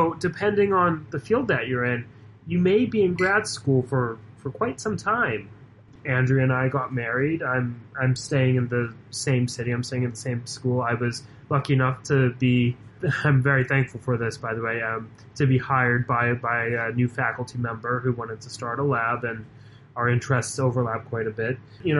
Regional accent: Boston, Massachusetts, United States; moved away as an adult; now in Atlanta, United States; so in my 8th year in Atlanta, and I'm a guy from Boston. I'm turning 30

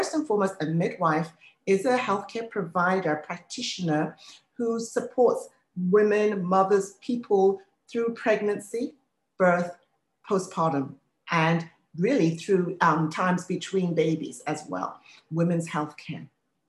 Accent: England, United Kingdom; now in United States; I mean, I've been in the United States now for 32 years. Born and raised in England, you might be able to tell, but having lived here this long

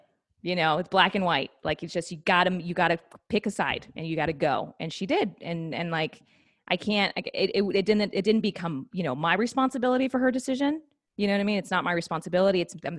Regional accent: New York, United States; I'm a New Yorker Broadway kid.

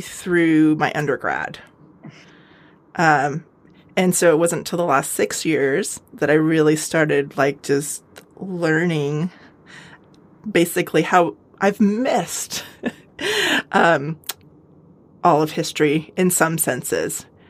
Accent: United States; also born or lived in California / Colorado; I grew up out west in California and Colorado

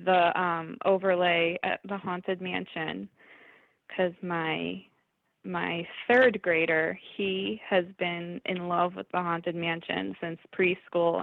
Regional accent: Northeast, United States; I'm from the Northeast

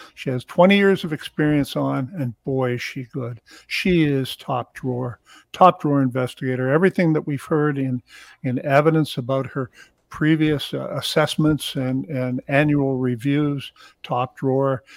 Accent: Hamilton, Ontario, Canada; also born or lived in Toronto; I was born in Hamilton, Ontario

